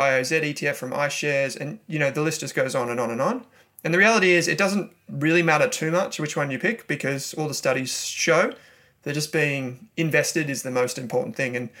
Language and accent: English; Melbourne, Victoria, Australia; I'm from Melbourne